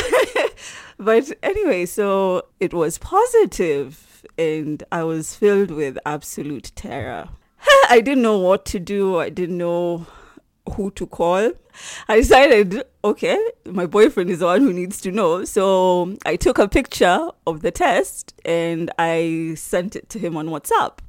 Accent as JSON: {"language": "English", "region": "Nairobi", "country": "Kenya", "said": "I'm from Nairobi, Kenya"}